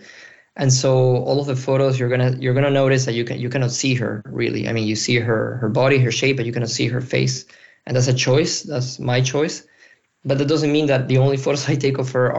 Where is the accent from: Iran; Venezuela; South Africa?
Venezuela; moved away as an adult; now in Brussels, Belgium; I'm a photographer currently based in Brussels, Belgium. And I'm originally from Venezuela.